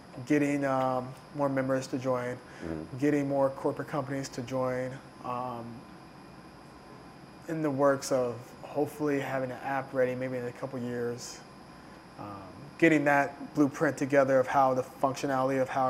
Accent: Southern Illinois, United States; moved away as an adult; also born or lived in Chicago, United States; now in New York, United States; I'm from Southern Illinois. Blue-collar family.

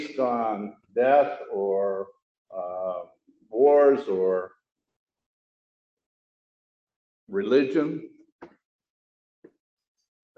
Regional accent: Chicago, Illinois, United States; my hometown of Chicago

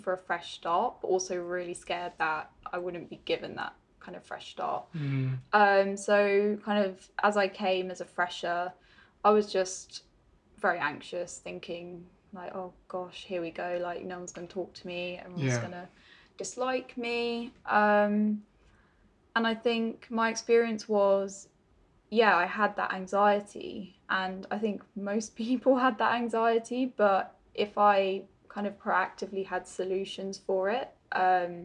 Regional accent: Netherlands; also born or lived in Dover, England / Guildford, England; now in United Kingdom; I'm Dutch. I'm from the Netherlands, but I'm living on the southeast coast of England with my family at the moment, near Dover.

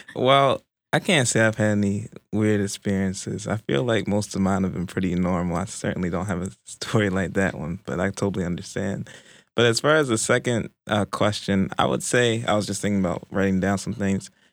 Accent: Baltimore, Maryland, United States; moved away; originally from Baltimore, Maryland

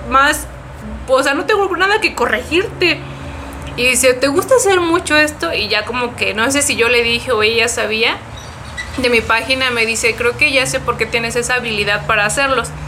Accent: Mexico City, Mexico; La MEMF, soy de Ciudad de México.

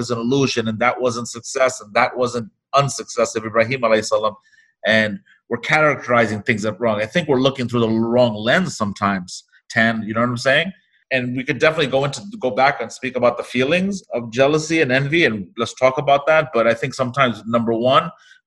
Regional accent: New York, United States; we come from New York City, from a hip hop culture

